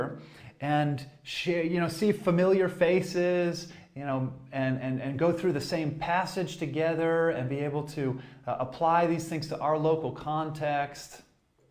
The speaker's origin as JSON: {"language": "English", "town": "Boston", "region": "Massachusetts", "country": "United States", "moved": "yes", "said": "I'm originally from the Boston area in the States, and I grew up watching American football"}